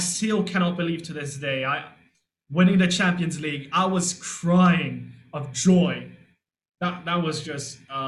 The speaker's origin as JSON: {"language": "English", "region": "London", "country": "United Kingdom", "tie": "born or raised there", "said": "I was born in London. I lived at the time probably like 10, 15 minutes from the stadium"}